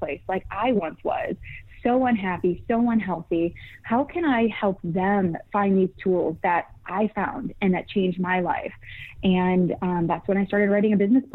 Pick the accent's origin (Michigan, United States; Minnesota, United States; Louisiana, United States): Michigan, United States; moved away as an adult; now in California, United States; originally Michigan, Midwest raised